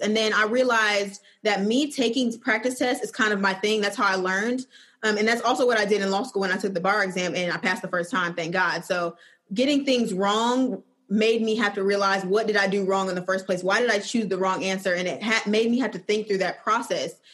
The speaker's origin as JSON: {"language": "English", "town": "Flint", "region": "Michigan", "country": "United States", "also_born_or_lived": "Georgia", "moved": "yes", "lives_now": "Birmingham, United States", "said": "I'm originally from Flint, Michigan, and I'm currently living in Birmingham, Alabama"}